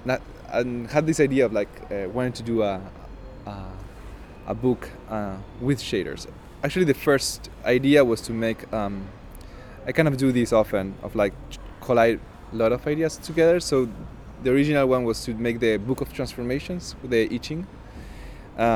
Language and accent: English; Argentina; moved away; I'm from Argentina, and the way that I speak is way more convoluted and kind of baroque